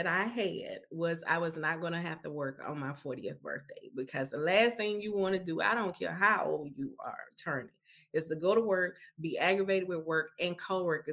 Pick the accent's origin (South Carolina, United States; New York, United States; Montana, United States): South Carolina, United States; Greenwood; now in Nashville, United States; I'm originally from South Carolina, a place called Greenwood, but I currently reside in Nashville.